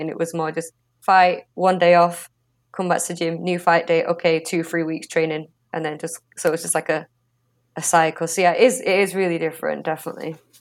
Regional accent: England, United Kingdom; growing up in England

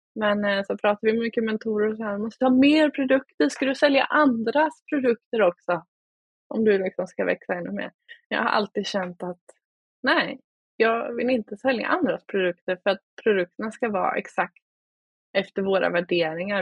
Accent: Oskarshamn, Kalmar County, Sweden; Jag kommer från Småland, Oskarshamn

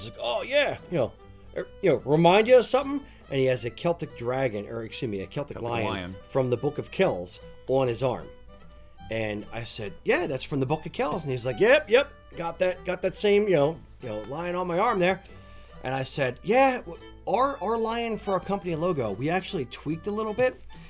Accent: Philadelphia, Pennsylvania, United States; accent: Philadelphian; my Philadelphian accent

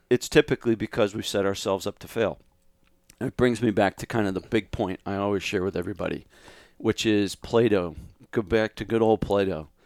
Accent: Scituate, Massachusetts, United States; moved away as an adult; now in Austin, United States; I grew up in Massachusetts

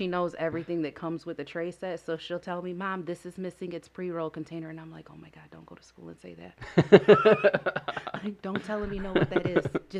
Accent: Lansing, Michigan, United States; Yeah, born and raised.

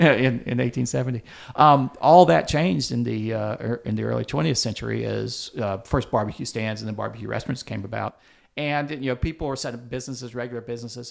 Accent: Greenville, South Carolina, United States; I grew up in Greenville, South Carolina

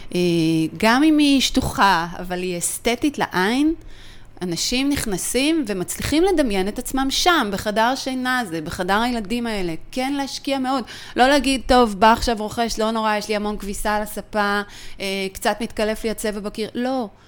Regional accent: Israel; אנחנו ישראלים

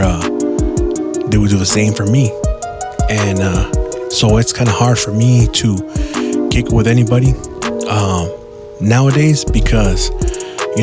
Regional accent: San Gabriel, California, United States; I grew up in San Gabriel, in the Barrio Sangra

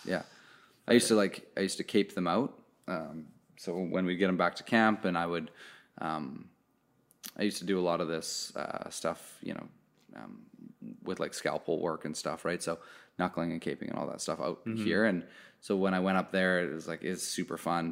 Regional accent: Canada; I'm Canadian

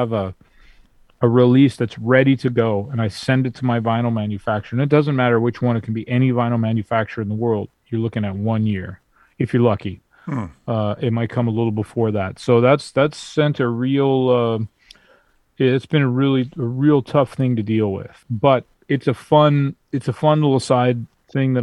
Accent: Vancouver, British Columbia, Canada; I'm from Vancouver, I'm on the West Coast.

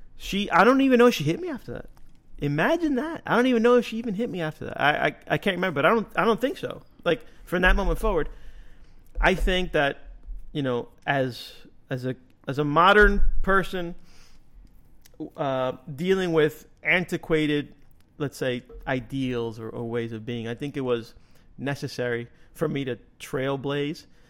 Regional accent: Union City, New Jersey, United States; I grew up in Little Cuba, which is Union City

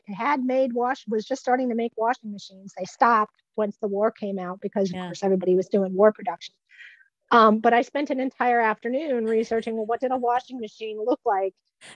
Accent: Hamburg, New York, United States; I grew up in a suburb of Buffalo in the South Towns called Hamburg.

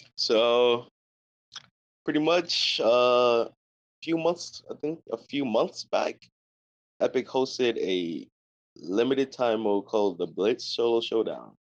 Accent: New York, United States; I'm from New York

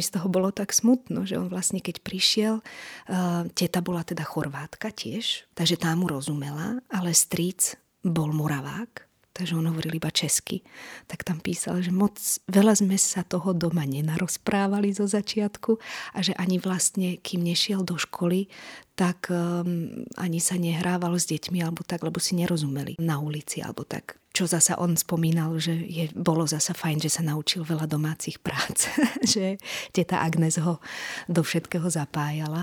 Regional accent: Slovakia; narodila som sa tu a som Slovenka

